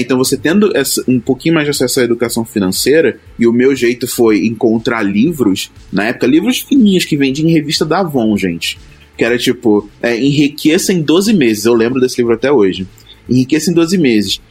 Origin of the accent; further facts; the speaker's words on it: Duque de Caxias, Rio de Janeiro, Brazil; eu vim da periferia do Rio de Janeiro, lá de Caxias, a minha família inteira